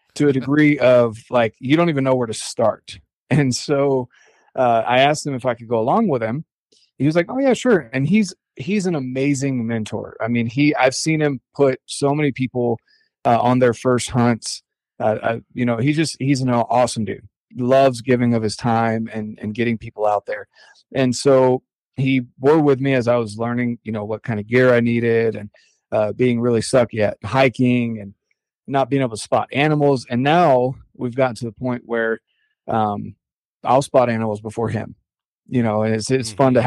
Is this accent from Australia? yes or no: no; North Carolina, United States; also born or lived in Cherry Point, North Carolina; now in Utah, United States; I'm originally from North Carolina